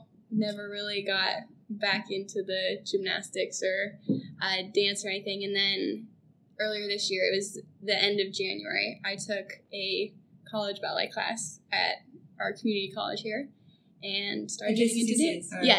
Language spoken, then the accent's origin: English; Olathe, Kansas, United States; also born or lived in Manhattan, Kansas; But I lived in Kansas my whole life. I was born in Manhattan, Kansas, and then we moved here to Olathe in 2001. So I was two then